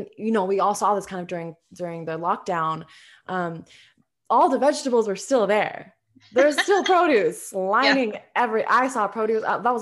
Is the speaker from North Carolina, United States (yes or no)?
no; Minnesota, United States; now in Las Vegas, United States; I come from Minnesota, where it's lush and humid, to Vegas, where it's super dry.